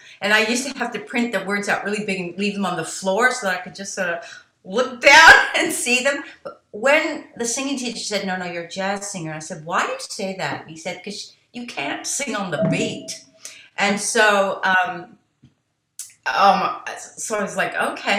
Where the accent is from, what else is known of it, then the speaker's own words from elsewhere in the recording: United States; I was born in America